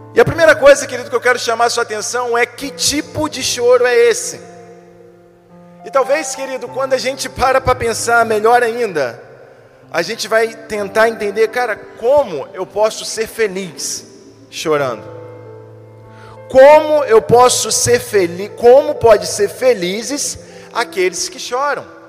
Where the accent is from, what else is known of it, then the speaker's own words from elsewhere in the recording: Brazil; nós somos brasileiros